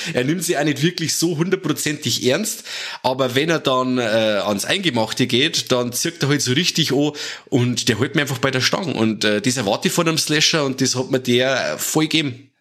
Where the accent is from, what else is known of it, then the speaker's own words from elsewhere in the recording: Germany; bei uns in Deutschland